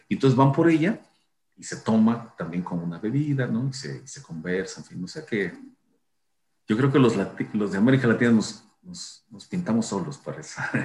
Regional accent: Chiapas, Mexico; de donde yo vengo, de Chiapas, digamos, este asunto de sentarse a comer y iniciar conversaciones largas es para mí muy importante desde pequeño

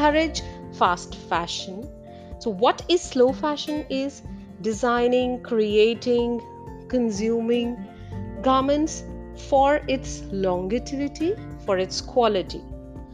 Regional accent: India

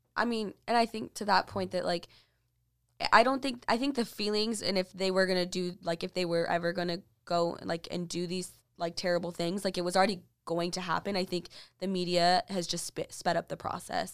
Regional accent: Texas, United States; I was from Texas

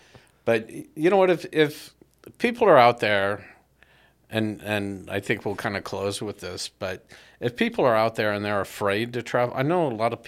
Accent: Southern California, United States; I grew up in Southern California.

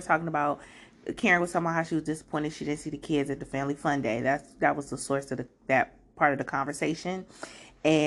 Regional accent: Prince George's County, Maryland, United States; I grew up in PG County

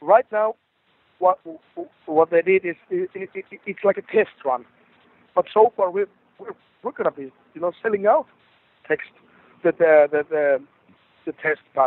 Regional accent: Rovaniemi, Lapland, Finland; in my hometown in Rovaniemi

